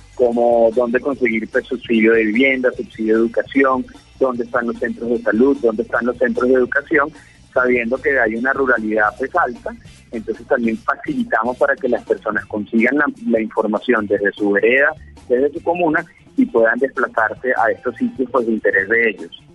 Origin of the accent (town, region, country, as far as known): Venezuela; also born or lived in Pereira, Colombia; now in Colombia